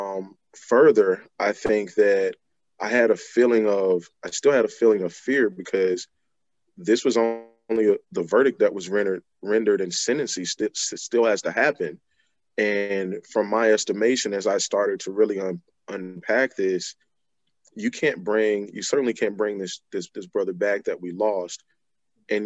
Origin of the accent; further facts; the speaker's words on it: Selma, Alabama, United States; moved away as an adult; now in Delaware, United States; I'm originally from Selma, Alabama. I have been residing here in Delaware for approximately 15 years now.